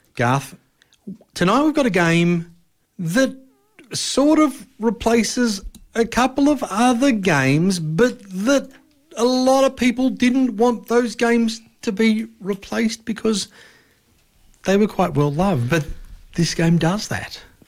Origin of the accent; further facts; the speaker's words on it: Australia; we're Australian